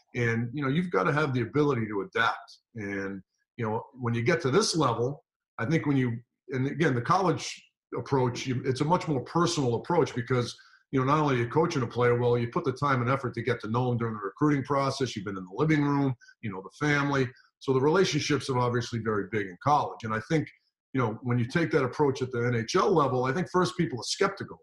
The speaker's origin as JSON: {"language": "English", "region": "Rhode Island", "country": "United States", "also_born_or_lived": "Kent, Connecticut", "said": "We're both from Rhode Island at the time."}